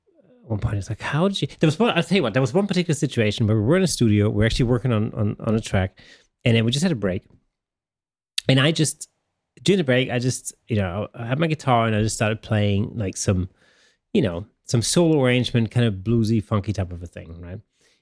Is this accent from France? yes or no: no; Germany; first language German; English is a second language; you know, I grew up in Germany, and obviously